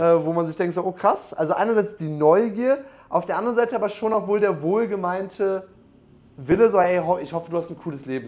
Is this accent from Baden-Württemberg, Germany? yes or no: no; Munich, Bavaria, Germany; ich komme aus München